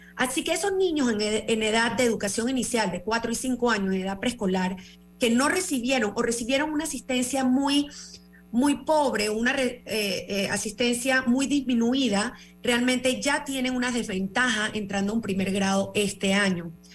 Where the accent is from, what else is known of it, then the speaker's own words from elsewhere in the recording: Panama; nosotros como panameños